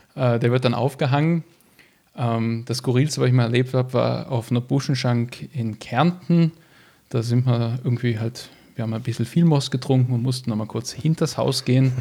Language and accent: German; Düsseldorf, North Rhine-Westphalia, Germany; moved away as an adult; now in Graz, Austria; bin geboren worden in Düsseldorf in Deutschland, trage auch einen deutschen Pass.